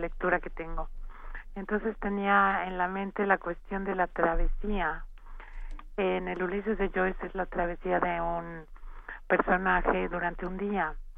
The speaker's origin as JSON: {"language": "Spanish", "country": "Mexico", "said": "somos tres compositores vivos, mexicanos"}